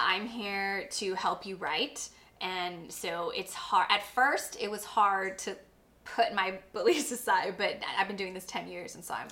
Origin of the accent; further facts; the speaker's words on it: Corpus Christi, Texas, United States; I come from Corpus, I come from a certain part of Corpus, I'm Mexican American